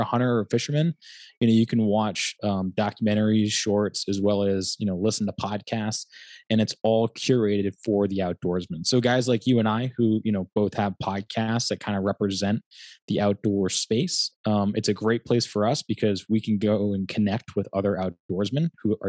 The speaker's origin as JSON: {"language": "English", "town": "North Kingstown", "region": "Rhode Island", "country": "United States", "said": "I'm from Rhode Island, a small town called North Kingstown, right outside of Wickford."}